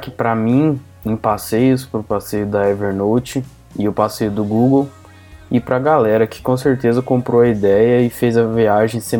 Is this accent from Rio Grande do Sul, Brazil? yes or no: no; Niterói, Rio de Janeiro, Brazil; sou de Niterói e só tem uma coisa para resumir essa viagem.